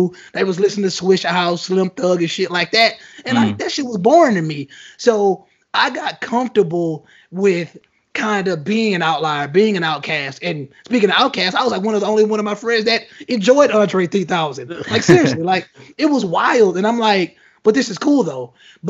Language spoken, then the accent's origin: English; United States; I'm a Nigerian American. That's kind of what I identify as.